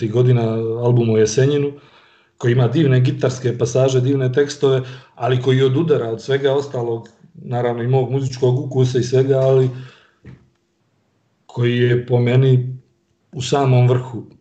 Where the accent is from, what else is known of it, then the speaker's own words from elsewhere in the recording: Montenegro; iako smo generacijski tu, eh, malo je rock'n'roll kasnije u Crnoj Gori